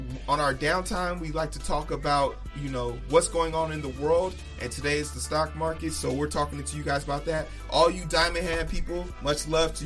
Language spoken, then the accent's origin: English; Chicago, Illinois, United States; I'm from Chicago, South Side Chicago